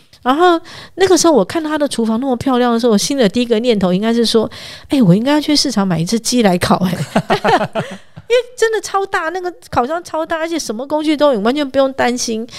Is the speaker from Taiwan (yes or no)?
yes; northern Taiwan, Taiwan; 我们北部人常常听到的一些知名的小吃